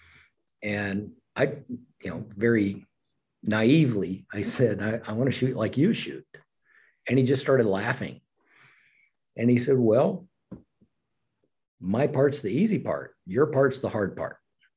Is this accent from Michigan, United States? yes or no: no; Oklahoma, United States; I grew up in Oklahoma